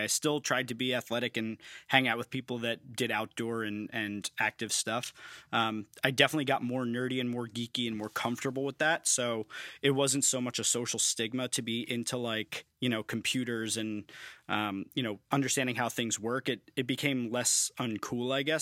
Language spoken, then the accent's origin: English; New York, United States; moved away as an adult; now in Philadelphia, United States; growing up in New York